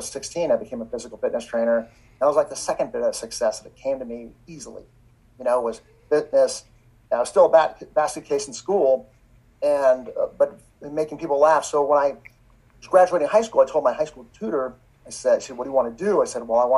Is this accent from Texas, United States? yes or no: no; Los Angeles, California, United States; I grew up in Encino, wealthy neighborhood, but we were the poorest family